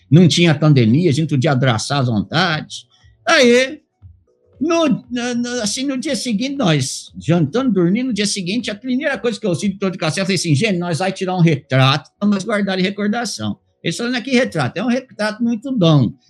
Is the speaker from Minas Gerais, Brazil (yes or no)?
yes; Minas Gerais, Brazil; born there; Ah, eu nasci lá em Usandim, Minas Gerais, não Estados Unidos.